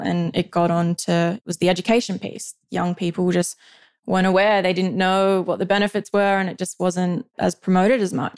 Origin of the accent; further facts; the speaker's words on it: Condobolin, New South Wales, Australia; moved away; I'm from Condobolin, Central New South Wales, and have grown up on a property there with my mum and dad and two older sisters